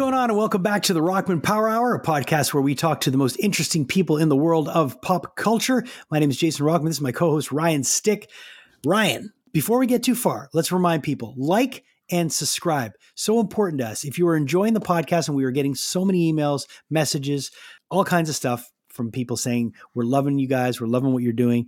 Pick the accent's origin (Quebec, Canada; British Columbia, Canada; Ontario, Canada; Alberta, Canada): Quebec, Canada; Montreal; I'm a Montrealer. I've lived here my whole life.